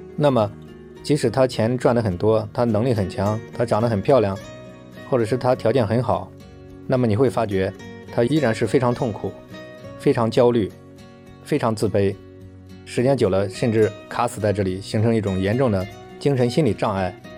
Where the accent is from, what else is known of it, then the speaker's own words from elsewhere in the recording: China; 我们中国人的文化